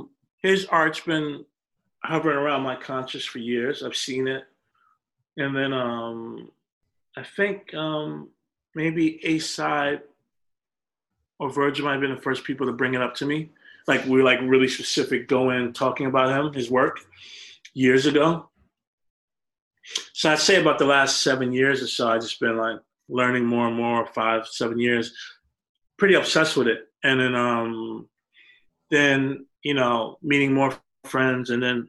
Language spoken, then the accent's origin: English; New York, United States; just growing up in New York, you see famous people all the time.